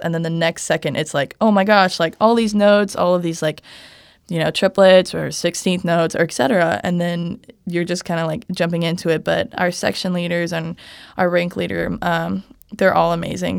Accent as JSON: {"language": "English", "town": "Kansas City", "region": "Missouri", "country": "United States", "moved": "as an adult", "lives_now": "Nebraska, United States", "said": "I'm from Kansas City, Missouri"}